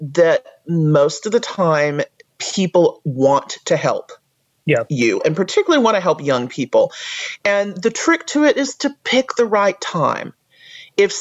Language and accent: English; United States; as an American